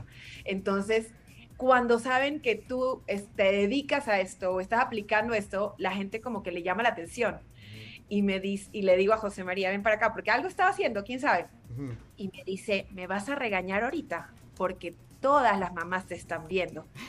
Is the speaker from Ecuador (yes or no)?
yes; Ecuador; now in Mexico; Yo soy de Ecuador, pero vivo en México